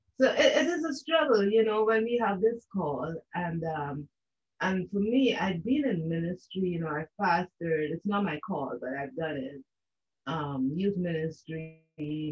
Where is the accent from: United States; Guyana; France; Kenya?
Guyana; now in Canada; I am from the country of Guyana. I am a Guyanese